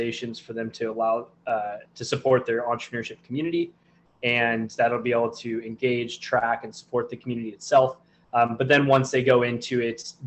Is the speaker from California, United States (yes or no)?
yes; Southern California, United States; I'm from Southern California